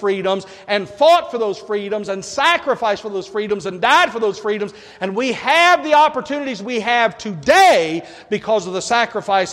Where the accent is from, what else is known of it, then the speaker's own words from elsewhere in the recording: United States; I'm an American